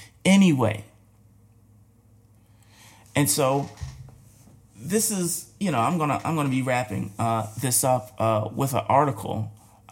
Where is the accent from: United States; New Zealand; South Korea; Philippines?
United States; we're American